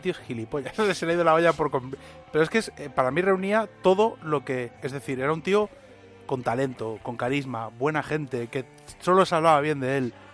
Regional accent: Catalonia, Spain; yo crecí en Cataluña

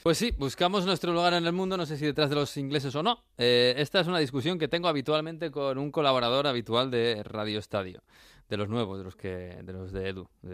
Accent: Spain; somos españoles

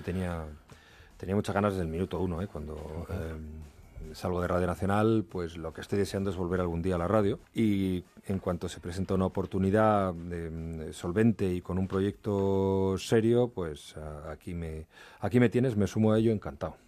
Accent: Madrid, Community of Madrid, Spain; also born or lived in Asturias; yo nací en Madrid y ahí no, no vivía salvo periodos, pero largos periodos de mi infancia

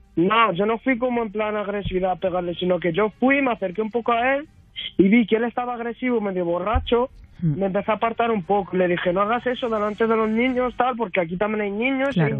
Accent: Madrid, Community of Madrid, Spain; yo soy de Carabanchel

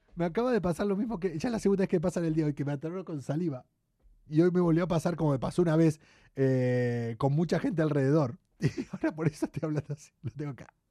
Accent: Argentina; moved away; en mi país

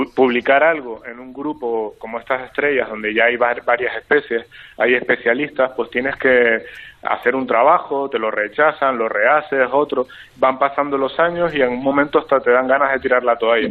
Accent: Tenerife, Canary Islands, Spain; soy de Tenerife

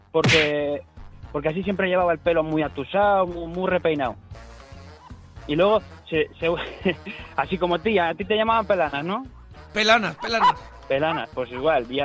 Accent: Valladolid, Castile and León, Spain; now in Segovia, Spain; Te llamo desde Segovia, pero yo soy de Valladolid.

